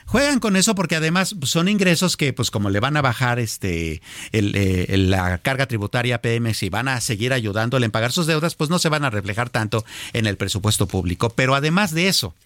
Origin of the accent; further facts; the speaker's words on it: Mexico; nosotros, como México, como país